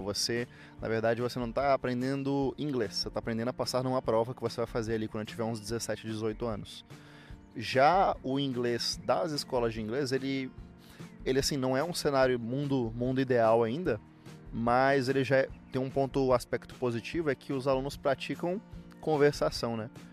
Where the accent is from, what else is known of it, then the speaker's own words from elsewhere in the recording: Palmas, Tocantins, Brazil; moved away as an adult; also born or lived in Miracema do Norte, Tocantins; now in Curitiba, Brazil; Eu sou da pequena e pacata cidade de Miracema do Norte. Morei a vida inteira na cidade de Palmas, capital do Tocantins. E agora moro em Curitiba